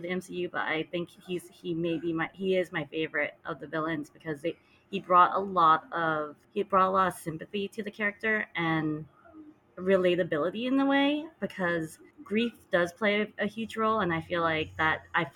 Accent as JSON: {"language": "English", "country": "United States", "tie": "born or raised there", "said": "I am ABC"}